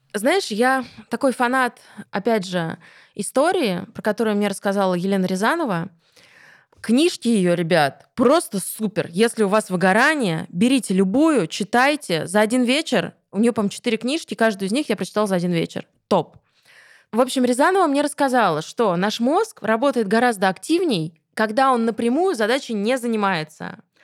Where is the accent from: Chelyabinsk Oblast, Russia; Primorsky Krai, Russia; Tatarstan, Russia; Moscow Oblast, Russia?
Moscow Oblast, Russia; Krasnogorsk; в Красногорске, в моем родном городе